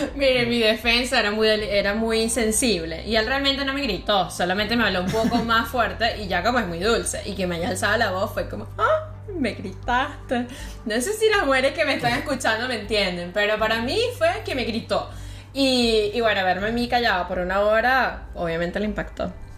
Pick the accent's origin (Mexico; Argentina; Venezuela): Venezuela; moved away; yo soy de Venezuela.